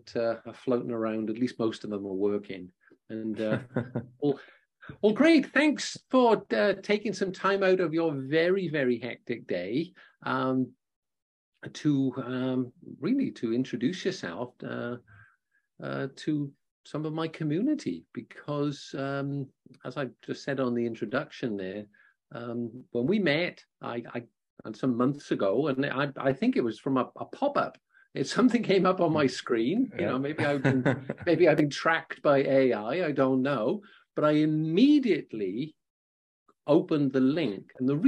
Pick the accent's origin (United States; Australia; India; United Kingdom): United Kingdom; Wales; I'm from Wales